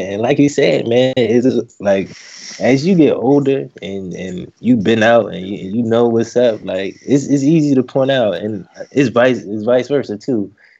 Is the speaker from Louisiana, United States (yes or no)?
no; Virginia, United States; now in Augusta, Georgia, United States; I'm originally from Virginia. Right now, I'm doing like a little IT job. I live in Augusta, Georgia.